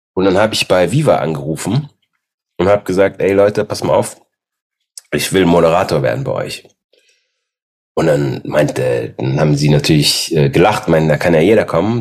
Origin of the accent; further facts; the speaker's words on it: Aachen, North Rhine-Westphalia, Germany; also born or lived in Austria; ich bin in Österreich zur Welt gekommen, die ersten sechs Jahre, dann bin ich nach Aachen gezogen